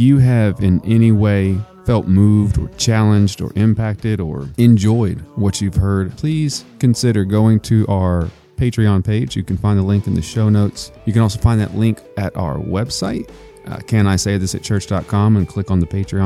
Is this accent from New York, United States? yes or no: no; Texas, United States; now in Virginia, United States; I'm from Texas